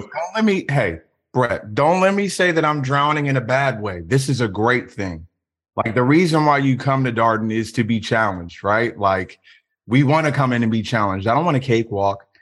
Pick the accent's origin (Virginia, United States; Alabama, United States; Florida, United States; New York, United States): Virginia, United States; Richmond; I'm from Richmond, Virginia.